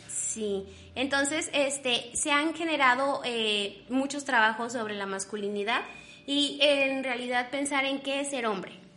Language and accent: Spanish; Mexico; estamos tan, tan constituidos como mexicanos